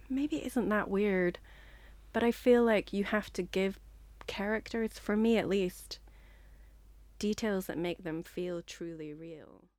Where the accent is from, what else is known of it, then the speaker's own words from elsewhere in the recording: Northern Ireland, United Kingdom; moved away as an adult; also born or lived in Liverpool; now in London, United Kingdom; I'm from Northern Ireland